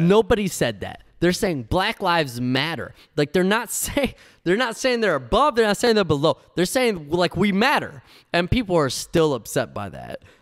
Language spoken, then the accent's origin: English; United States; first language Spanish; English is a second language; I'm Cuban. Uh, uh, uh, my mother and father came from Cuba. I'm one hundred percent Cuban, but I was born in the United States, so I'm one hundred percent American.